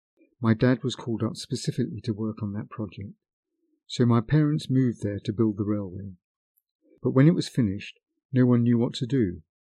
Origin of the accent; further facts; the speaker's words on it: Novochonka, Irkutsk Oblast, Russia; I was born in the Irkutsk region in a small village called Novochonka. The area is known best for Lake Baikal, but I didn't live close enough to spend time there as a child.